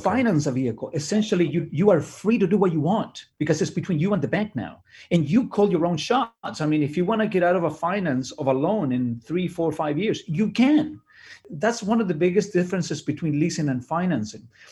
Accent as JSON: {"language": "English", "country": "Chile", "second_language": "English", "moved": "yes", "lives_now": "Canada", "said": "I'm an immigrant from Chile. I came here in nineteen eighty-nine"}